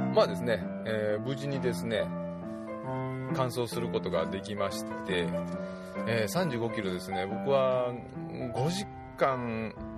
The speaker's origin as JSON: {"language": "Japanese", "town": "Totsukawa", "region": "Nara", "country": "Japan", "tie": "born or raised there", "moved": "yes", "said": "私のふるさとの十津川村の方奈良県十津川村なんですけども"}